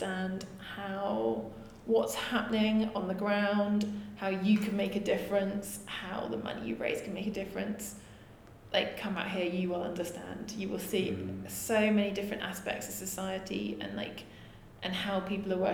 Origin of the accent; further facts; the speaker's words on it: London, United Kingdom; I'm from London, West London